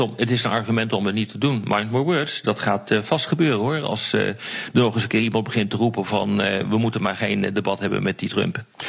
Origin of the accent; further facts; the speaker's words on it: Netherlands; Ik ben geen Amerikaan, ik ben Nederlander. Ik woon hier.